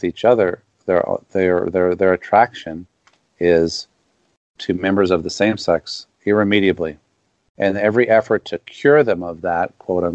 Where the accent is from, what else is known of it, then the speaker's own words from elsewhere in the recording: the South, United States; as a Southerner and a Southern Baptist for a long time